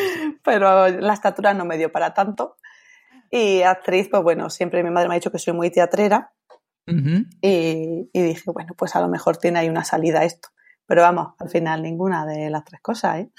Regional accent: Andalusia, Spain; also born or lived in Italy; yo me siento más japonesa que andaluza

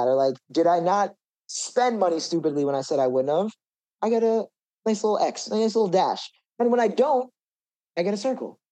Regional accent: Jersey Shore, New Jersey, United States; also born or lived in Brooklyn, New York; now in New York, United States; I was born in Brooklyn, and then when I turned a year old, my mom just really wanted to move to the suburbs. She didn't want to raise a family in the city. So there's like this shore area in New Jersey, called the Jersey Shore

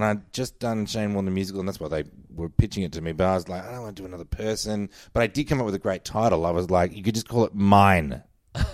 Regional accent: Mentone, Victoria, Australia; growing up in Mentone and what it was like.

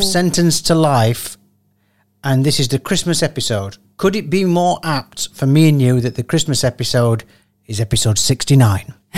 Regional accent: Sheffield, Yorkshire and the Humber, United Kingdom; I'm from Sheffield.

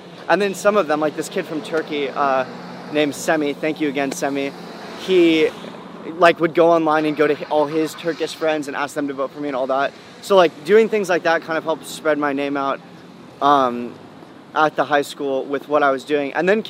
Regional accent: California, United States; Because I'm from the Bay, and I love that kind of music

